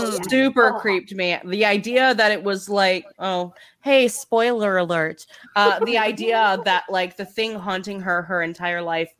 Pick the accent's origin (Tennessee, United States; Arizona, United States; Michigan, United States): Tennessee, United States; Memphis; also born or lived in Wisconsin; We're from Memphis.